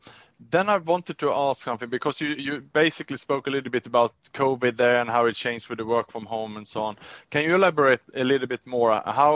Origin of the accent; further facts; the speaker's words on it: Sweden; moved away; I'm from Sweden myself, which is a quite gender equal country.